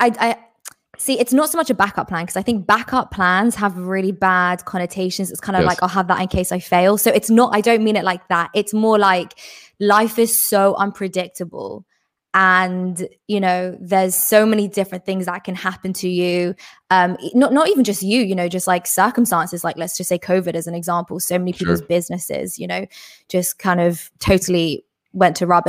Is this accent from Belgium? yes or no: no; England, United Kingdom; I'm English